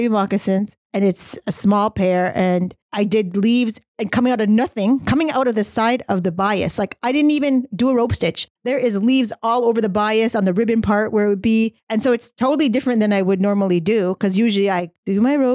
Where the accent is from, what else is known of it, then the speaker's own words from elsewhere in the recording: England, United Kingdom; I'm English. I'm English.